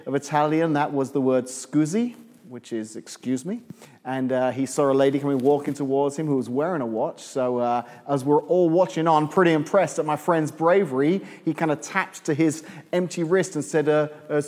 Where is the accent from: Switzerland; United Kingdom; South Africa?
United Kingdom; England; moved away as an adult; now in Illinois, United States; I'm from England originally